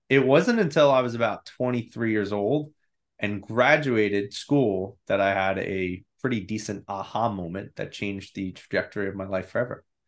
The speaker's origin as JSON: {"language": "English", "region": "New York", "country": "United States", "tie": "born or raised there", "said": "I grew up in New York. I'm still here."}